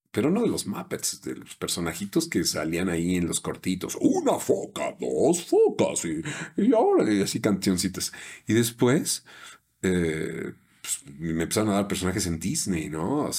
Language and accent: Spanish; Yucatán, Mexico; Bueno, lo que pasa es que soy del norte de Yucatán.